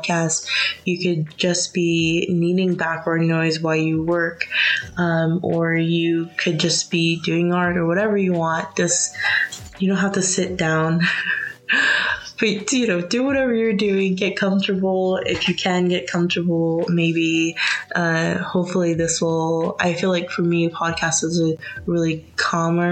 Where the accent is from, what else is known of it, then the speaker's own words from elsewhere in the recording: United States; also born or lived in United Kingdom; I'm American